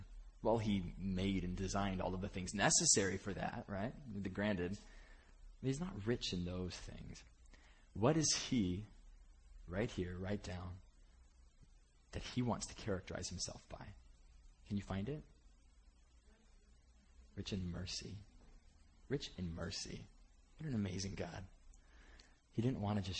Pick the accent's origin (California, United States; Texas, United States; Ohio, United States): California, United States; Bakersfield; moved away; I was from Bakersfield growing up, which it's about as it sounds.